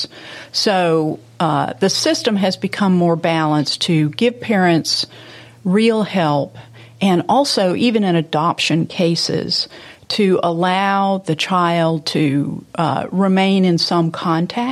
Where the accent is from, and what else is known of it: Memphis, Tennessee, United States; born or raised there